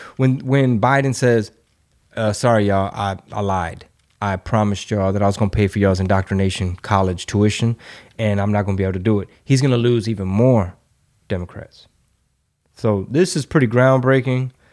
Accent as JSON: {"language": "English", "region": "Texas", "country": "United States", "tie": "born or raised there", "said": "my hometown"}